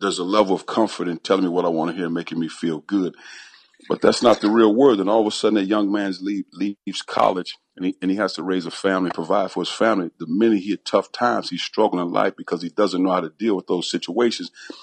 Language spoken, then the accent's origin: English; East St. Louis, Illinois, United States; growing up in East St. Louis